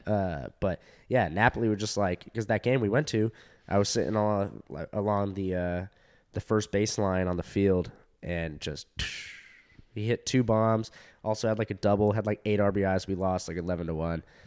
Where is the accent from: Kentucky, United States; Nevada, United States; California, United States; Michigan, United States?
California, United States; Orange County; I was in Orange County. I'm from Orange County. And so we were in school, Fountain Valley High School